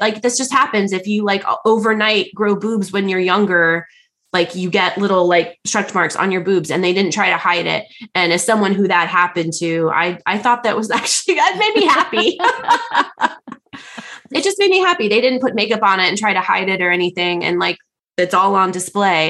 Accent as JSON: {"language": "English", "country": "United States", "said": "as an American"}